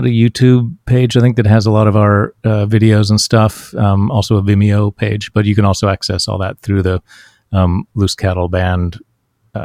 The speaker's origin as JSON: {"language": "English", "town": "Huntington", "region": "West Virginia", "country": "United States", "tie": "born or raised there", "moved": "yes", "said": "I grew up in West Virginia, in Huntington, West Virginia."}